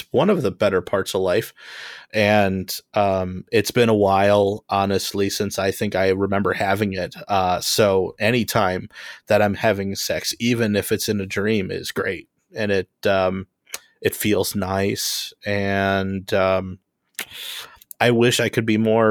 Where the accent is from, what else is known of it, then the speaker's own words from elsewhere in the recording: Homewood, Illinois, United States; I am from Homewood, Illinois